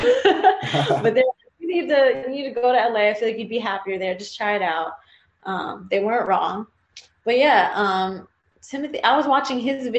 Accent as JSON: {"language": "English", "country": "Philippines", "said": "but to be more specific, because there's like a trillion different Asians out there, but I'm Filipino."}